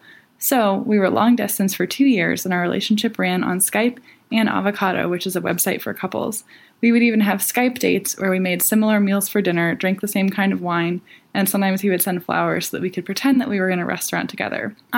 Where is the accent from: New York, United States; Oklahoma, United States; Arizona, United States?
New York, United States; moved away as an adult; also born or lived in Oregon; now in Indiana, United States; I'm from New York